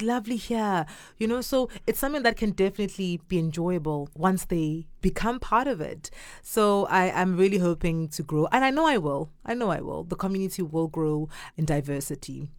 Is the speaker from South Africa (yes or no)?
yes; Durban, KwaZulu-Natal, South Africa; born or raised there; first language Zulu; English is a second language; now in China